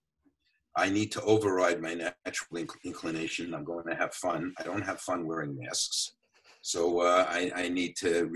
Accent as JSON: {"language": "English", "town": "New York City", "region": "New York", "country": "United States", "tie": "born or raised there", "said": "I grew up in the Bronx"}